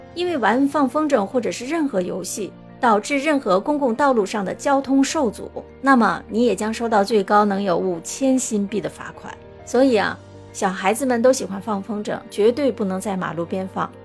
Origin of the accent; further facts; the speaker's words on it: China; now in Singapore; 作为中国人